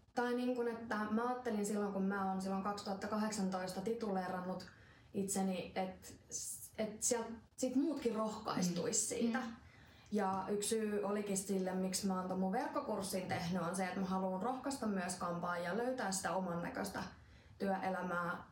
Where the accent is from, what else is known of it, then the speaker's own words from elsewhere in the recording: Finland; tuolla Suomessa meidän kulttuuriin